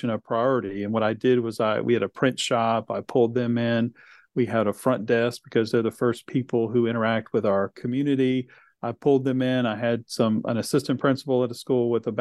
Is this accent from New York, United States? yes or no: no; Chesapeake, Virginia, United States; also born or lived in Henry County, Virginia; it was an opportunity to come back to my hometown, which I was very excited about